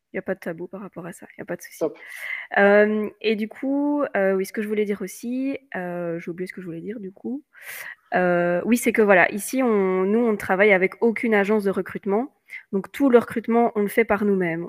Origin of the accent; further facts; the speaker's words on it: Belgium; je suis belge.